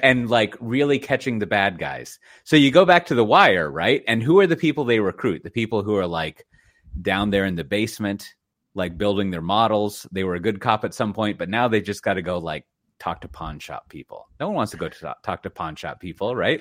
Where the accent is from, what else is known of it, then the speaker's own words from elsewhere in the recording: United States; now in Netherlands; as an American with a family